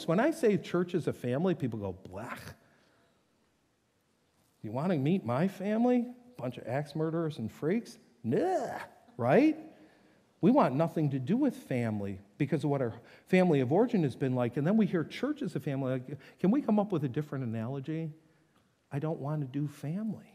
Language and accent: English; North Tonawanda, New York, United States; moved away; Both those homes growing up in North Tonawanda